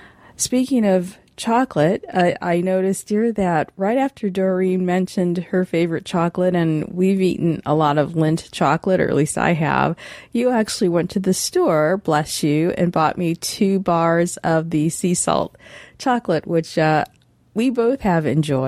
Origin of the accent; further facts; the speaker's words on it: Lansing, Michigan, United States; I was quite a popular kid growing up in Lansing